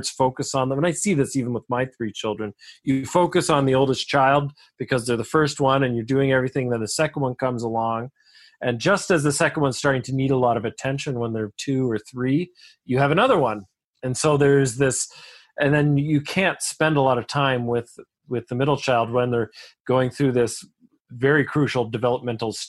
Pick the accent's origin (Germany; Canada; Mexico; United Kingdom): Canada; I'm a Canadian